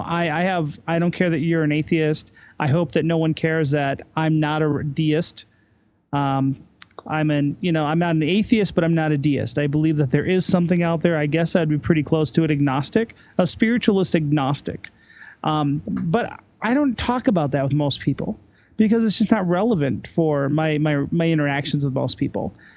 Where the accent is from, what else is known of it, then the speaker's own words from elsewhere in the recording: United States; also born or lived in Salt Lake City, Utah / Ireland; now in Denver, United States; as an American living in Europe